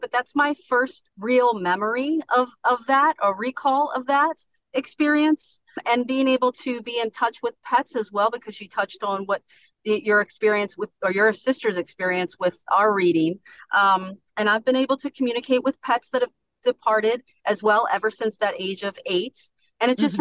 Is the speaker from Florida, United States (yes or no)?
no; Baltimore, Maryland, United States; now in Long Neck, United States; I'm originally from Baltimore, Maryland, uh-huh. and I moved to Long, Long Neck, Delaware